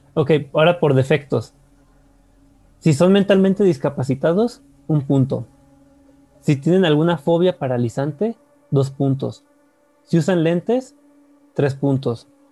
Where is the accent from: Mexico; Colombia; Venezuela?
Mexico; somos mexicanos